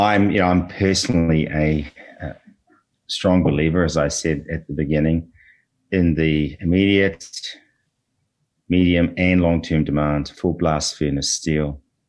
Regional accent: New Zealand; moved away as an adult; also born or lived in Australia; now in Canada; Originally New Zealand. Spent a lot of time in Australia over the last 15 to 20 years learning the mining game as an ex-lawyer, but resident in Canada now for the last 3 years.

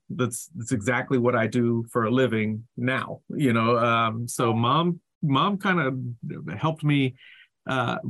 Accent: North Carolina, United States; I grew up in North Carolina

